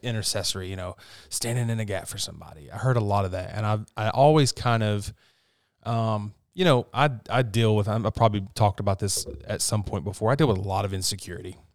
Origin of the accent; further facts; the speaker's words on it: West Virginia, United States; I'm from West Virginia